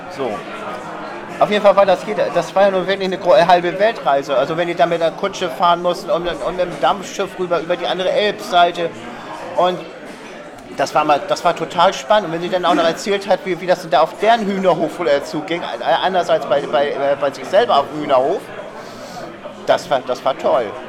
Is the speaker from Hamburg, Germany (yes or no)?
yes; Hamburg, Germany; also born or lived in Cuxhaven; bin ich an Blankes groß geworden. Also tiefstes Elbwasser